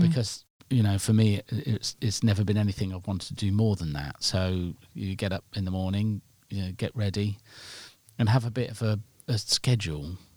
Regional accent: Nottingham, East Midlands, United Kingdom; I'm from Nottingham

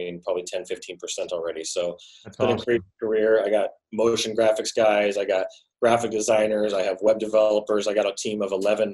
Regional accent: Sacramento, California, United States; I was born and raised in Sacramento, California, went to 12 schools growing up as a kid

